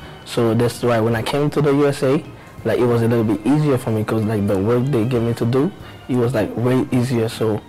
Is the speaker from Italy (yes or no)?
no; Haiti; now in United States; I'm actually from Haiti.